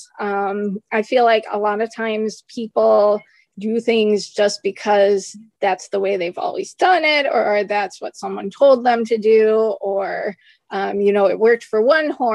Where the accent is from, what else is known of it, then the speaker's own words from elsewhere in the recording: United States; accent: American; my horrible American accent